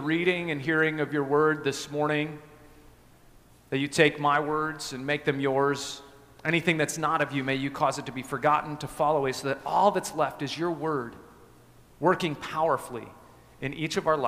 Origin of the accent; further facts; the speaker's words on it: Evergreen, Colorado, United States; moved away; I grew up in Colorado in a little town called Evergreen, just west of Denver